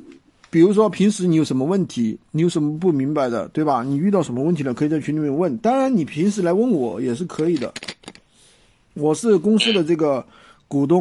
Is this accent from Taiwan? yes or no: no; Dazhou, Sichuan, China; 达州啊，达州是我老家哎，